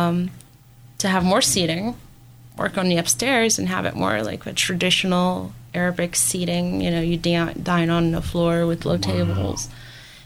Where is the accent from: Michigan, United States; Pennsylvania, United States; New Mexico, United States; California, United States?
Pennsylvania, United States; Erie; also born or lived in Syria; growing up in Erie